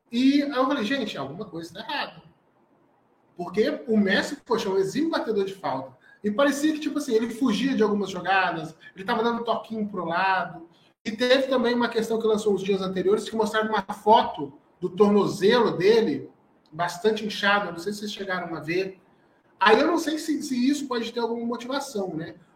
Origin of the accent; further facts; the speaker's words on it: Rio de Janeiro, Brazil; eu como brasileiro, eu como sou do Rio de Janeiro, eu não tenho esse, é, essa, é, todo esse carinho que vocês que são mais ao sul do Brasil têm com a Argentina